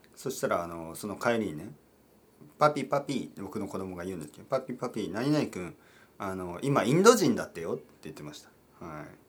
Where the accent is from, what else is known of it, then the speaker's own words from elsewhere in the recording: Japan; 僕はイギリス人じゃないんですけど日本人として